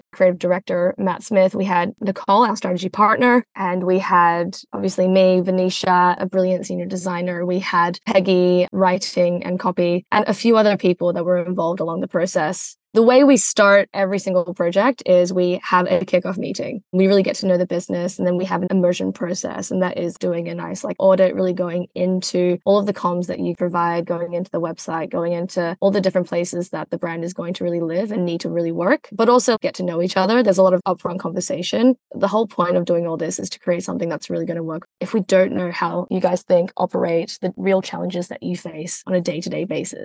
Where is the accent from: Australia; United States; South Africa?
Australia; now in United Kingdom; you can tell from my accent, I'm actually from Australia. I'm working in the UK.